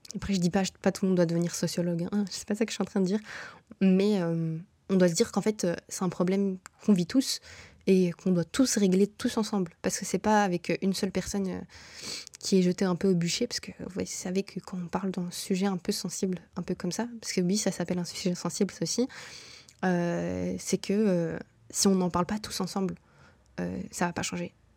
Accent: Brussels, Brussels-Capital Region, Belgium; moved away as an adult; also born or lived in Morocco (ancestry); now in Canada; toutes mes réalités sont bruxelloises.

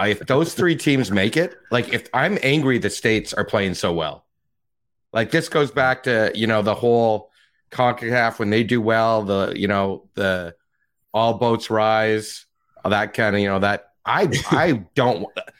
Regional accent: Canada; as a Canadian

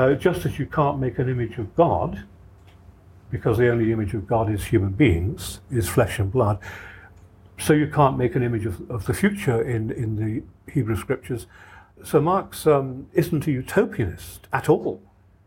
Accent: Ireland; I come from Ireland myself

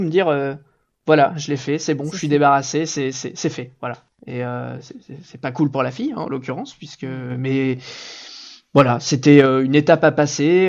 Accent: Normandy, France; je viens de Normandie

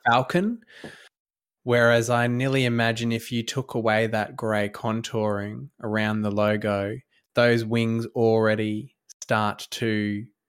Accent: Australia; as a Australian citizen

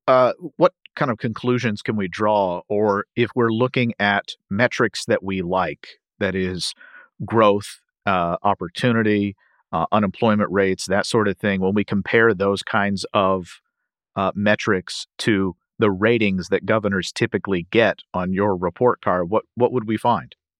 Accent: Kentucky, United States; my home state of Kentucky

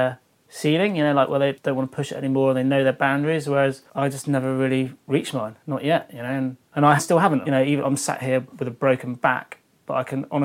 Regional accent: Devon, South West England, United Kingdom; I was unsponsored surfer from Devon

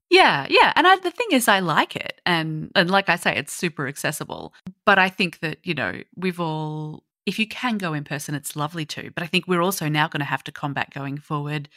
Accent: Australia; being an Aussie

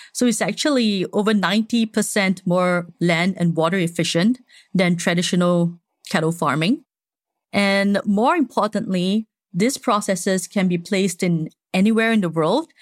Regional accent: Singapore; I'm Singaporean, born and raised.

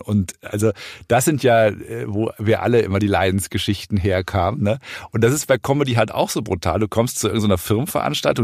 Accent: Rhineland, Germany; ich komme ja aus dem Rheinland

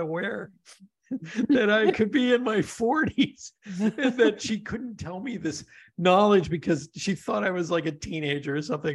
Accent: Pennsylvania, United States; moved away; also born or lived in Denver; I grew up in Pennsylvania

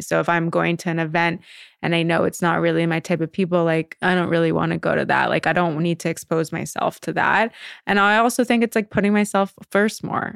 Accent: Canada; also born or lived in New York; now in Los Angeles, United States; I'm Canadian originally, and so moving to New York

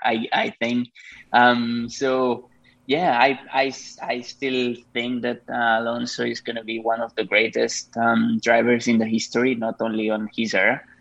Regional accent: Spain; moved away as an adult; also born or lived in Japan; I'm from Spain. I started racing there

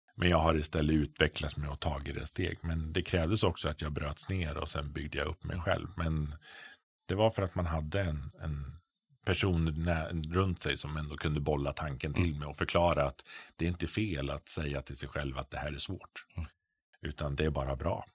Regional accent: Frövi, Örebro County, Sweden; jag kommer från en liten S-förening hemma i Frövi.

